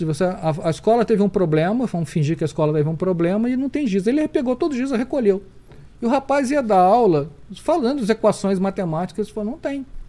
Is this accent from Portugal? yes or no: no; Rio de Janeiro, Brazil; nasci no Rio de Janeiro